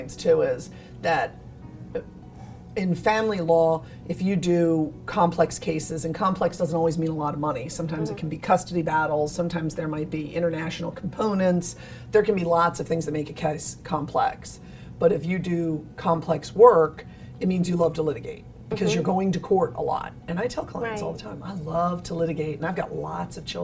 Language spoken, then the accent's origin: English; New Jersey, United States; moved away as an adult; now in Beaufort, United States; I'm originally from New Jersey